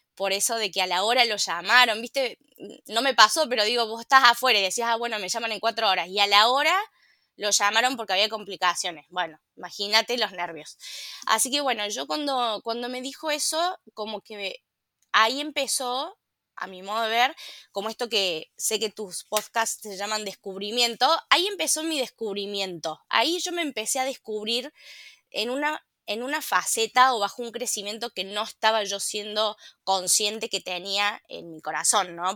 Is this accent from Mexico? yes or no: no; La Calera, Córdoba, Argentina; yo soy una ciudadana de la ciudad de La Calera